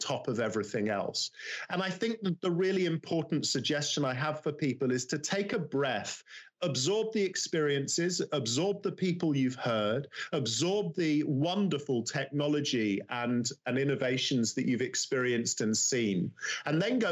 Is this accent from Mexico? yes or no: no; London, United Kingdom; I'm from London